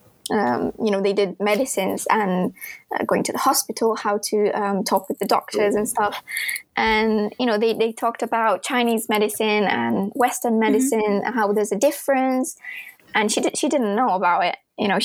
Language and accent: English; Italy; first language Italian; English is a second language; wouldn't say it's similar to Italian, which is my native language, but you guess that you have subject, you have verb, you have object, and you hear English a lot in Europe. So I grew up watching movies in English